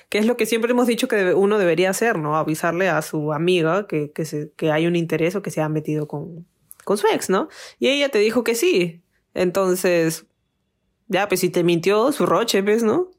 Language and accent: Spanish; Mexico; Él, por ejemplo, era de Venezuela y yo soy de México.